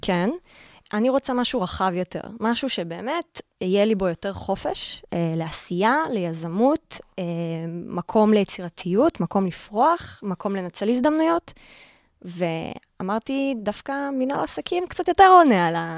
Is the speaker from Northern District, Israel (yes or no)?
yes; Karmiel, Northern District, Israel; moved away as an adult; now in Tel Aviv, Israel; כל החיים גדלתי בכרמיאל, לא הכרתי משהו אחר